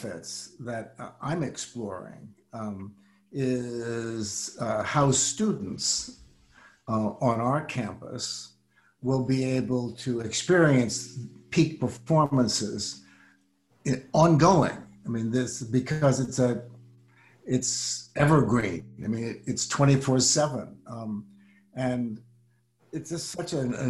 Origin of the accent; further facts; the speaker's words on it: Washington, District of Columbia, United States; I was growing up in Washington, D.C.